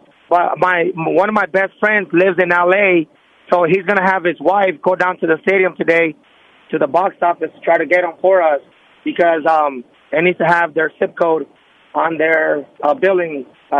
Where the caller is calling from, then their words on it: Fresno, California, United States; Hey, man, … from Fresno.